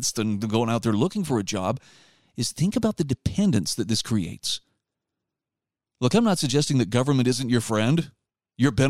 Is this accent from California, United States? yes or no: no; Utah, United States; my home state of Utah will be considering in the upcoming legislative seven, session